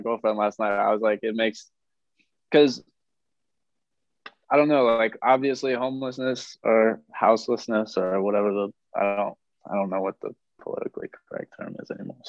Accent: Washington, United States; I come from Washington State

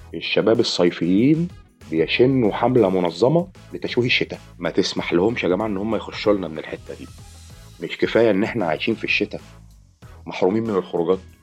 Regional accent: Egypt; احنا كمصريين

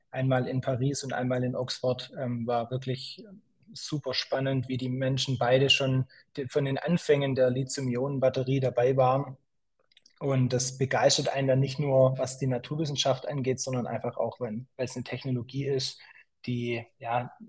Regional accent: Schwäbisch Gmünd, Baden-Württemberg, Germany; also born or lived in Zurich, Switzerland / San Francisco, United States; ursprünglich komme ich aus Schwäbisch Gmünd, kleines, kleines Städtchen hier im, im Süden von Deutschland bin hier aufgewachsen, ähm, bin dann nach dem Abitur, hat es mich ein bisschen in die große weite Welt hinausgezogen. Ich bin dann zum Studium in die Schweiz

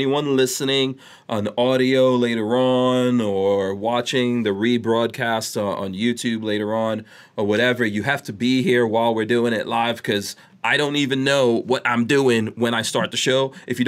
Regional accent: Guyana; born there; No, I was born in Guyana.

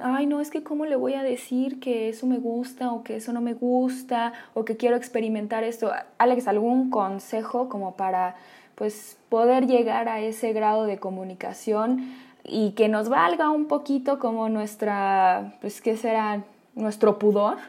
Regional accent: Mexico; una sociedad como la nuestra, como la mexicana

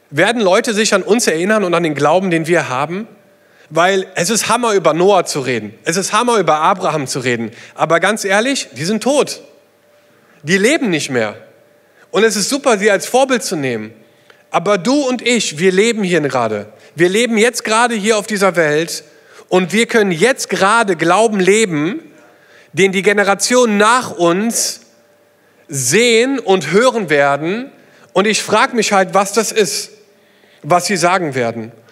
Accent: South East England, United Kingdom; German is a second language; war eine kleine Gemeinde in England, ähm, die an der Küste gelebt hat, eine kleine Elim-Gemeinde, wo ich herkomme. Und es gibt dort eine Stelle, die heißt Beachy Head.

